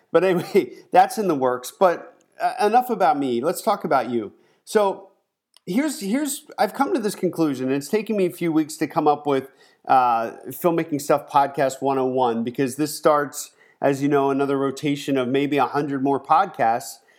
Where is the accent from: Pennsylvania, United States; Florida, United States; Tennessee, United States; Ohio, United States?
Pennsylvania, United States; moved away as an adult; also born or lived in Southern California; now in California, United States; I'm from Pennsylvania